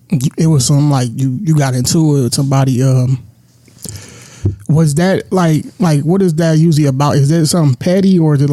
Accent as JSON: {"language": "English", "town": "Milwaukee", "region": "Wisconsin", "country": "United States", "tie": "born or raised there", "said": "growing up in our conditions we grew up in Milwaukee, bro. It's like, a lot of people don't know, bro, like Milwaukee is one of the poorest cities"}